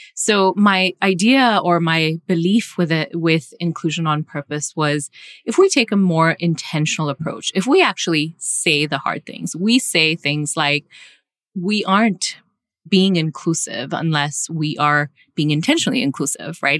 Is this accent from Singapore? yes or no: yes; Singapore; moved away; I grew up in Asia, I grew up in Singapore